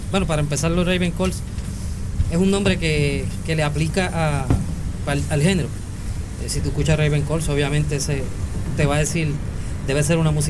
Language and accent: Spanish; Morovis, Puerto Rico; porque yo soy natural de Morovi, y antes de que inclusive pues esos géneros empezaran a, a llegar al, pueblo allá